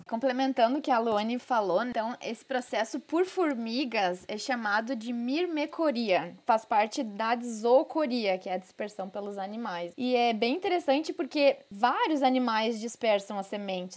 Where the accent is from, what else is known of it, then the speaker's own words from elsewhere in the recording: Porto Alegre, Rio Grande do Sul, Brazil; accent: gaúcho; Como vocês vão ver pelo meu sotaque, eu sou gaúcha, sou de Porto Alegre